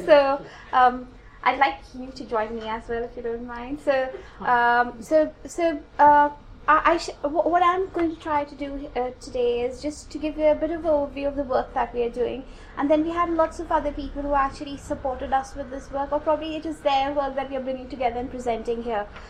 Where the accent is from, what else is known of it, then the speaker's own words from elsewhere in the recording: India; now in United Kingdom; I come from India